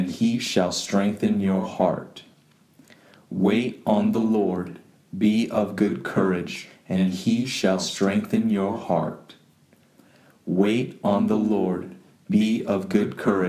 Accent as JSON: {"language": "English", "town": "San Jose", "region": "California", "country": "United States", "said": "I'm from San Jose, California"}